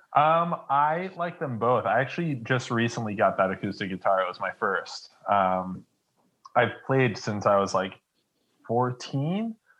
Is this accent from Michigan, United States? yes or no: yes; Detroit, Michigan, United States; moved away; I was born in Detroit